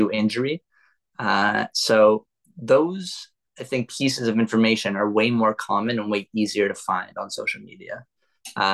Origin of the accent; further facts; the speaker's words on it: Toronto, Ontario, Canada; I am born and raised in Toronto, Canada